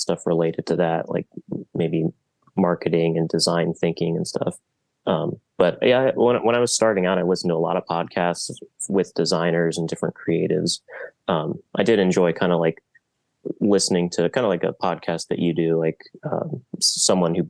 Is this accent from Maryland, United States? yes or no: yes; Silver Spring, Maryland, United States; moved away as an adult; now in Baltimore, United States; I'm from Silver Spring originally. I did community college there and then moved up here for